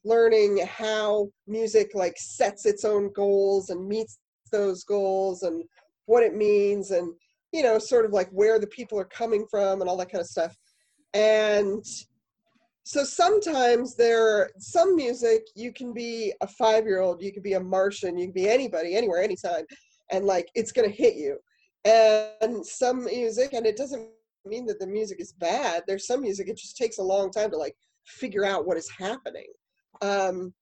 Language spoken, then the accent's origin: English; Denver, Colorado, United States; moved away; also born or lived in Lowell, Massachusetts; I'm originally from Denver